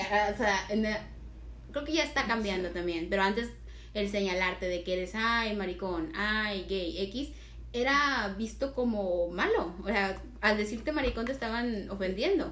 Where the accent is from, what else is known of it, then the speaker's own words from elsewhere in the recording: Tamaulipas, Mexico; nosotros somos del norte, somos de Tamaulipas